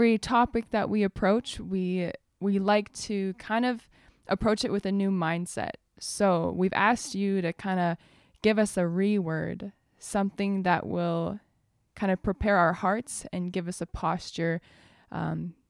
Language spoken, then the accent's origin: English; Edmonton, Alberta, Canada; now in Fraser Valley, Canada; I come from Edmonton, Alberta. So that's where most of my family is